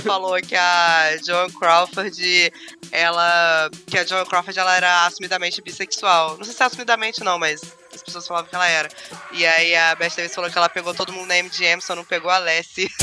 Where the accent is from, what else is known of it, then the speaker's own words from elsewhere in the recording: Volta Redonda, Rio de Janeiro, Brazil; eu sou de Volta Redonda.